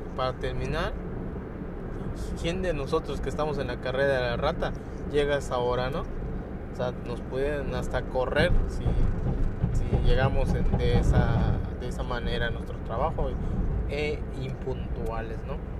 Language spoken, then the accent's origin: Spanish; Lázaro Cárdenas, Quintana Roo, Mexico; Soy del estado de Quintana Roo